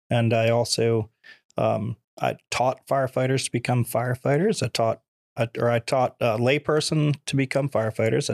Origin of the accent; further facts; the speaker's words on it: Nokomis, Florida, United States; also born or lived in New Jersey / Venice, Florida; I was born in New Jersey. I've been in Florida since I was five years old